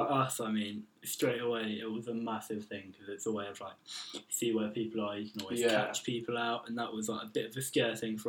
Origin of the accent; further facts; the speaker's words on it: Isle of Wight, South East England, United Kingdom; moved away as an adult; now in Brighton, United Kingdom; I'm originally from the Isle of Wight, and I'm a graphic design student from Brighton.